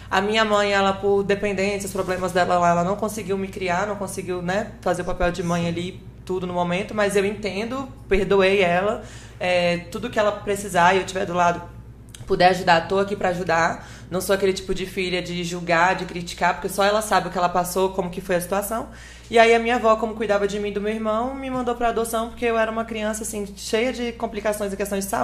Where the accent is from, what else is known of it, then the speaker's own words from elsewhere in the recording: Espírito Santo, Brazil; born there; nasci lá, mas minha família toda, pai, mãe, tio, tia, prima, prima, iada, família toda, todo mundo nascido e criado em Aracaju. Eu sou a única ovelha negra que deu contração lá no Espírito Santo.